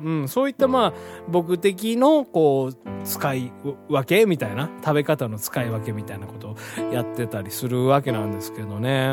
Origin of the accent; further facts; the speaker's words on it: Hiroshima, Japan; 広島生まれ